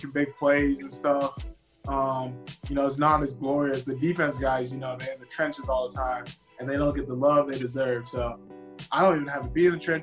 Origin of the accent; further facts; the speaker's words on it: Abbotsford, British Columbia, Canada; moved away as an adult; also born or lived in Surrey, British Columbia; now in United States; my hometown, I was born in a city called Surrey, grew up in a city called Abbotsford, which is all right outside of Vancouver, British Columbia, and I only came to the States for school.